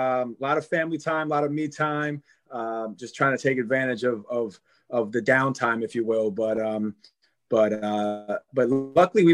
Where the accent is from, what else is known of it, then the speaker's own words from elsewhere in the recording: Long Island, New York, United States; I grew up on Long Island